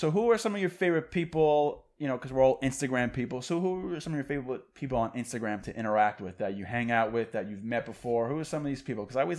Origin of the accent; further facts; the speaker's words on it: Long Island, New York, United States; I don't live in Long Island anymore. I live in a little bit. I live about 15 miles north of the city, but I'm from Long Island.